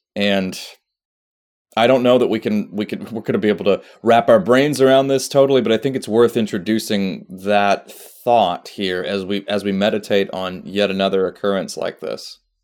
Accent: Austria; moved away; I grew up in Austria

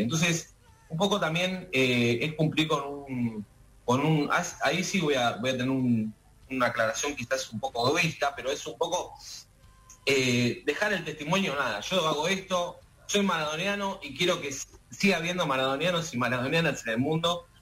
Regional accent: Argentina; nosotros argentinos

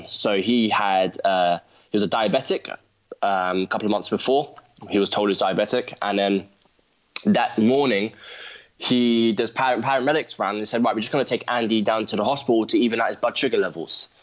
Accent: London, United Kingdom; I'm from London

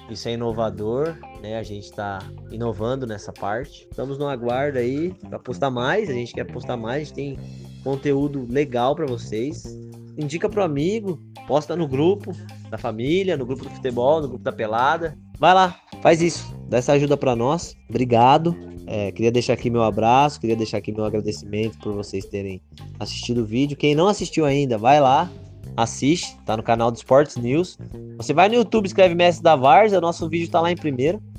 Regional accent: Bauru, São Paulo, Brazil; a gente é do interior aqui de São Paulo, Bauru, a gente está nessa luta.

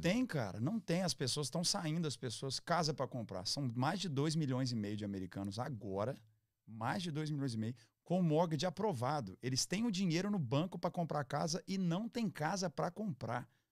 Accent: Minas Gerais, Brazil; Como mineiro

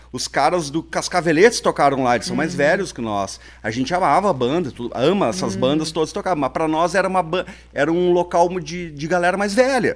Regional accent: Porto Alegre, Rio Grande do Sul, Brazil; also born or lived in Santa Maria; Eu sou natural de Porto Alegre

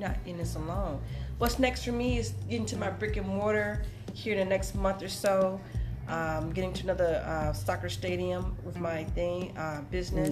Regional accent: Mississippi, United States; I'm from Mississippi, uh, Mississippi girl, proud

